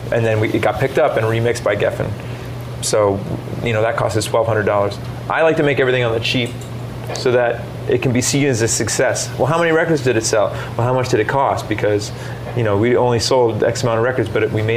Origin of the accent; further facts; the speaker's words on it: Halifax, Nova Scotia, Canada; we grew up in Halifax